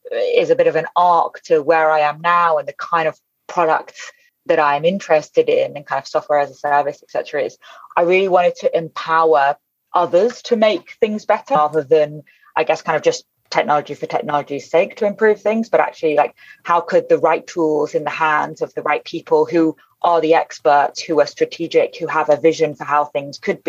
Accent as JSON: {"language": "English", "country": "United Kingdom", "said": "we use it a lot in the UK"}